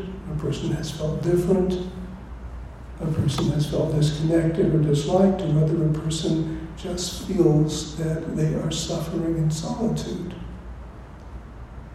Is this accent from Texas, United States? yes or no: no; California, United States; I come from California, which is the West